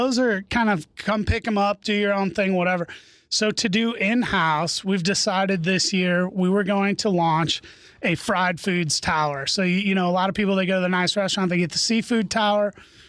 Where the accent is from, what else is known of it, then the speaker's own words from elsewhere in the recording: St. Louis, Missouri, United States; I'm from St. Louis.